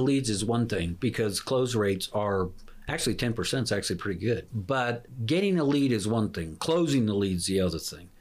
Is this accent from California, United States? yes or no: no; Baltimore, Maryland, United States; I'm a from Baltimore area